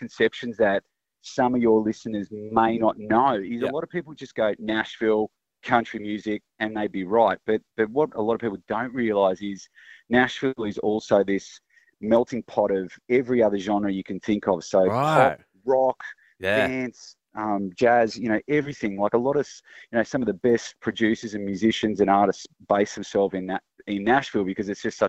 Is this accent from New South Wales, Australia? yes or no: no; Tasmania, Australia; when I was a kid growing up in Tassie